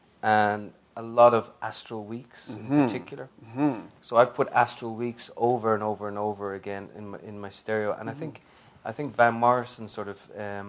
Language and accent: English; Ireland; now in United States; are you American now, without being able to answer yes, but I'm Irish too